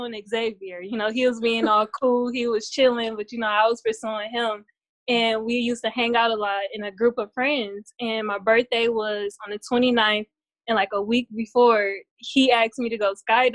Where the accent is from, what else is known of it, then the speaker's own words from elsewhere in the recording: Cleveland, Ohio, United States; I'm from Cleveland, Ohio.